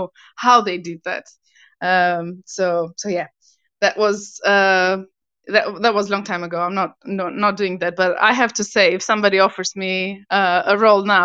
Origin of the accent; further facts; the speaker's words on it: Albania; English is a second language; moved away as an adult; also born or lived in Italy; now in United Kingdom; I was born in Albania, moved to Italy